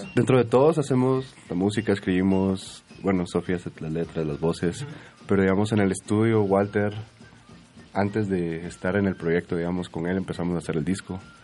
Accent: Guatemala; en Guatemala, por alguna razón y por cómo crecimos nosotros, crecimos mucho con cosas en inglés

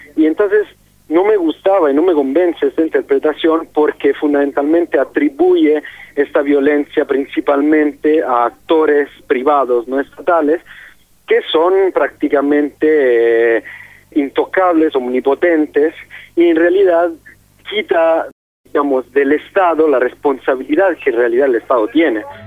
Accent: Italy; moved away as an adult; now in Mexico; soy un periodista italiano y llevo siete años trabajando en, México desde principios de 2009.

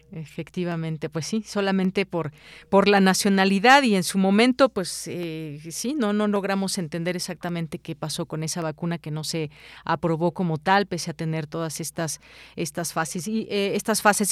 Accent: Mexico; como mexicanos

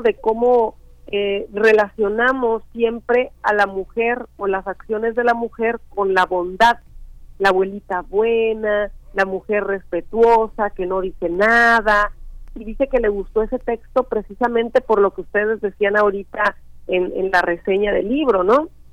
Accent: Chicontepec, Veracruz, Mexico; Yo crecí en un en un rancho muy pequeño de la Huasteca Veracruzana que pertenece al municipio de Chicontepec, Veracruz

